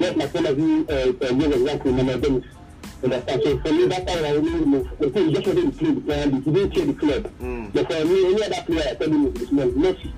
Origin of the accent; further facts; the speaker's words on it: Nigeria; when as a Nigerian, when you play in this kind of league, your people back at home, they are able to see you and give you a better level to play in the Super Eagles.